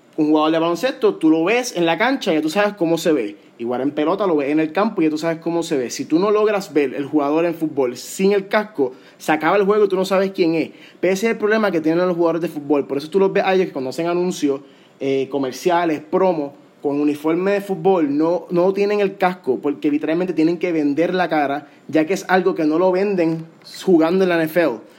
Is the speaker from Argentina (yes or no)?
no; Puerto Rico; como puertorriqueño